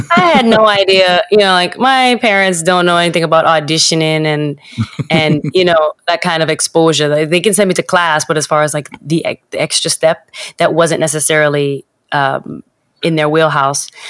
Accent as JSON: {"language": "English", "region": "New York", "country": "United States", "tie": "born or raised there", "said": "growing up in New York, I was, uh, when I went to, I went to middle school uh, in New York"}